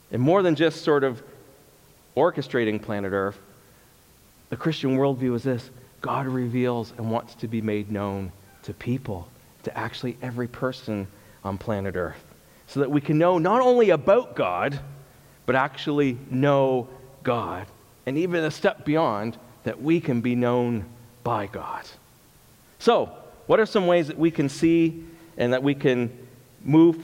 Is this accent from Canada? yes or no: yes; Canada; I'm Canadian too